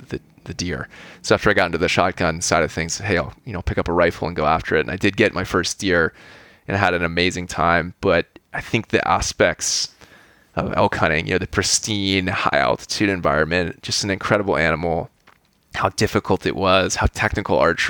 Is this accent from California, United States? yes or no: yes; California, United States; I grew up here in California in a pretty suburban setting